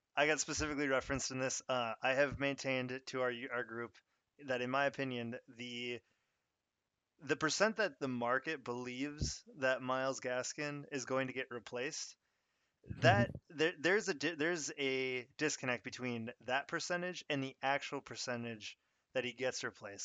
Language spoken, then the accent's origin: English; Minnesota, United States; I'm actually from Minnesota